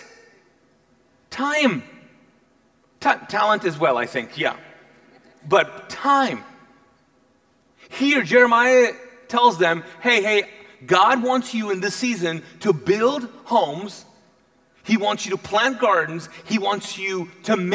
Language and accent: English; Kuwait; English is a second language; now in United States; I grew up, was born and raised in Kuwait